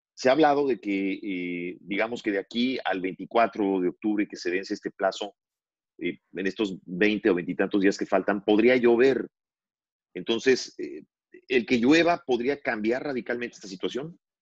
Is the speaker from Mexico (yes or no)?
yes; Mexico; moved away; quienes somos mexicanos